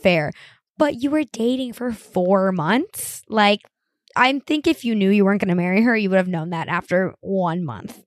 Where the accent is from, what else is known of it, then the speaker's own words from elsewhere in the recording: Miami, Florida, United States; I'm from Miami